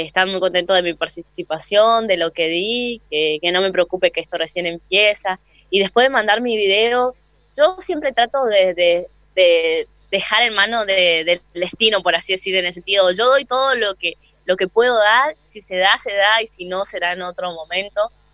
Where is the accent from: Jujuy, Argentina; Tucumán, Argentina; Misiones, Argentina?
Misiones, Argentina; Posadas; moved away as an adult; now in Buenos Aires, Argentina; soy de Posadas Misiones, de la Tierra Colorada, allá en el norte de Argentina.